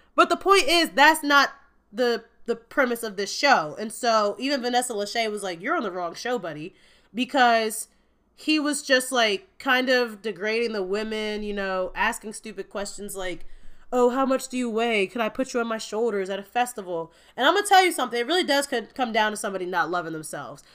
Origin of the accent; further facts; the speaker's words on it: Gary, Indiana, United States; I am from Gary, Indiana, just a hop, skip, and a jump away from Chicago in the Midwest.